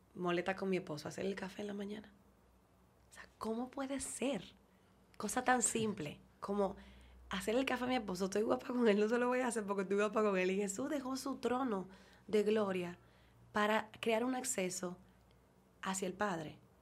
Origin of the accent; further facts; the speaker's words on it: Dominican Republic; yo soy dominicano, ok, porque me tocó